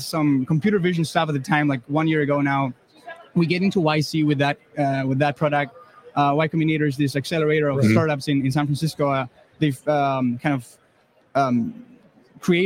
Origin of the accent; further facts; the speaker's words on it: Spain; moved away as an adult; also born or lived in Germany; now in United States; I come from Spain originally.